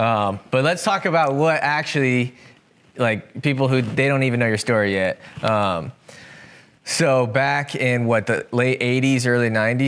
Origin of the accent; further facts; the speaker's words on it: Centerville, Iowa, United States; So we're both from Centerville, which is where we're at right now, here in southern Iowa.